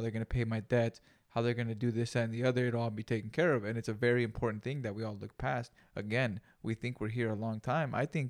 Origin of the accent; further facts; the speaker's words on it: Greenfield, California, United States; We grew up in Greenfield, dude. It's a little farm town too, so.